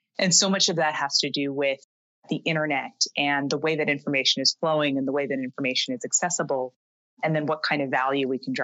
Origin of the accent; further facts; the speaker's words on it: Canada; moved away as an adult; now in New York, United States; I am originally from Canada